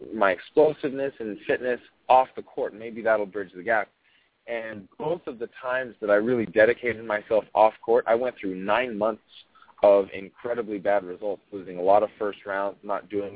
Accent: United States; also born or lived in Australia; But I'm an American

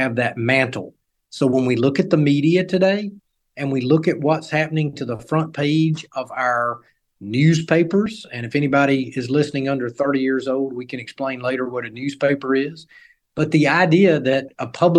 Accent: North Carolina, United States; my home state of North Carolina

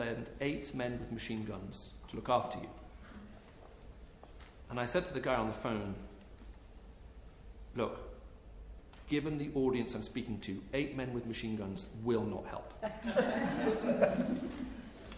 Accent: United Kingdom; as a British citizen

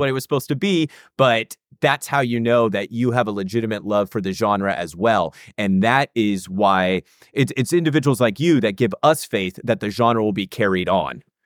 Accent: United States; I was from America

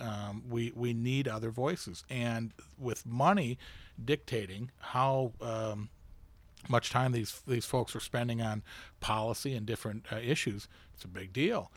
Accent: United States; as an American who takes pride in America

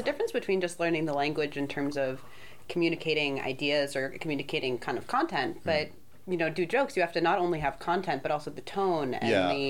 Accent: Boston suburbs, Massachusetts, United States; moved away; we are actually both from the Boston suburbs.

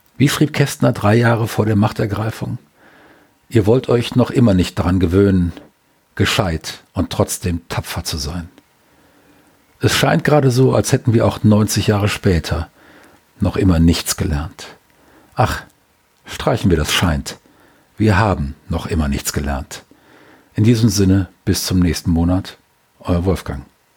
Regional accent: Germany; als Deutscher

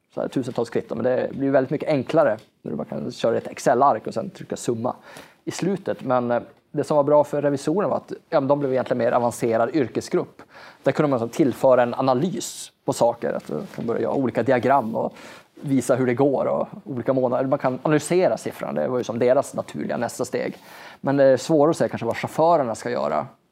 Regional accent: Norrbotten County, Sweden; jag är ju norrlänning och i Norrland har vi en extremt lång vinter

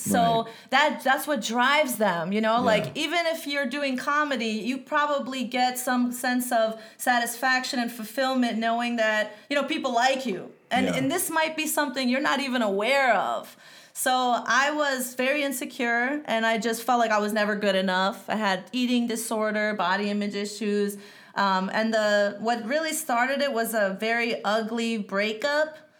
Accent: Connecticut, United States; I'm from Connecticut

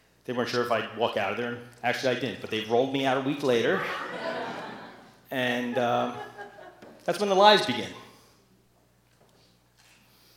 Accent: New Jersey, United States; I'm from New Jersey

